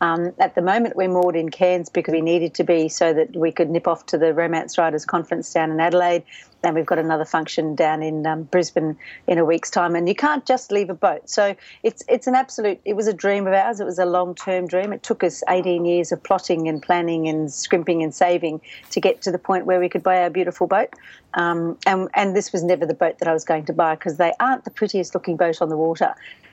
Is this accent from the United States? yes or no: no; Canada; born there; My mother gave me a slightly awkward name because I was born in Canada.